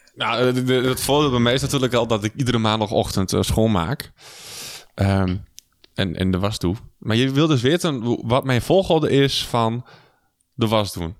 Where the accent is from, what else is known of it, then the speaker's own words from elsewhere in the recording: Twente, Overijssel, Netherlands; wij komen hier uit Twente